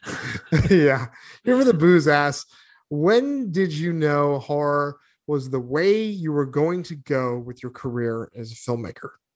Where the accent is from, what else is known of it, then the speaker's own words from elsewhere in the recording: New England, United States; moved away; also born or lived in Arizona; growing up in New England